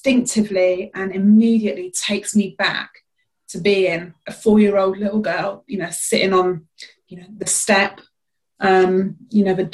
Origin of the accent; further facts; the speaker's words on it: Bedford, East of England, United Kingdom; I was born in Bedford in 1977, and I lived in the actual town in Queen's Park for 8 years, and then we moved out then into a northern Bedfordshire village